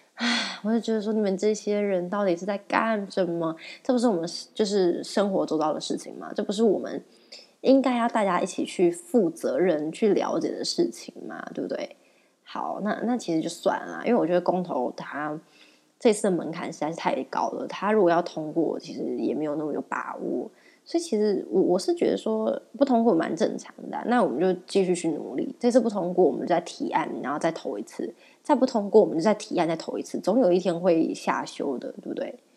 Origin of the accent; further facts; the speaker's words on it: Taiwan; 我们台湾人